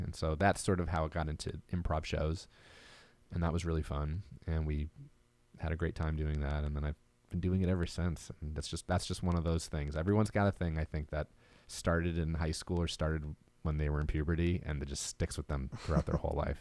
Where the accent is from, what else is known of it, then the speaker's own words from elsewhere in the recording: Marlboro, New Jersey, United States; moved away; I'm from Marlboro